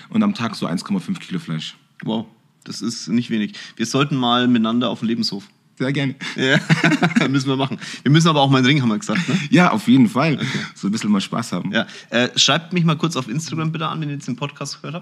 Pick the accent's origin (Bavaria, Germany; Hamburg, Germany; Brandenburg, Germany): Bavaria, Germany; Munich; ich bin in München, Schwabing geboren